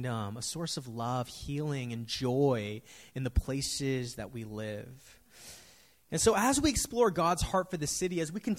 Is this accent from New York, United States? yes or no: no; San Francisco, California, United States; growing up in San Francisco, I've seen the city go through so many changes